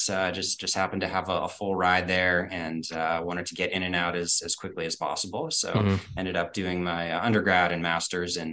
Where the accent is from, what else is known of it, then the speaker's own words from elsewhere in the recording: Pittsburgh, Pennsylvania, United States; also born or lived in North Carolina; born in North Carolina, but raised in Pittsburgh